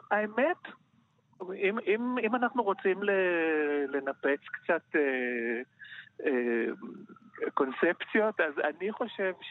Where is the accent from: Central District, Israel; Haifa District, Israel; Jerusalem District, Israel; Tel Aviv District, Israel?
Jerusalem District, Israel; Jerusalem; אני גדלתי בירושלים, עשיתי אוניברסיטה בירושלים, אה, ביליתי שנים רבות במטבח הביתי